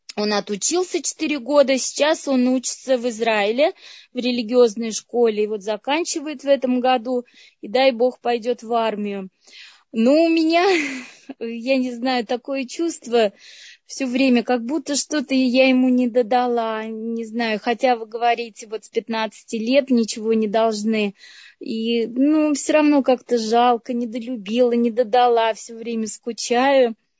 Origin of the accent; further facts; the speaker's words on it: Astrakhan, Astrakhan Oblast, Russia; Я сама из Астрахани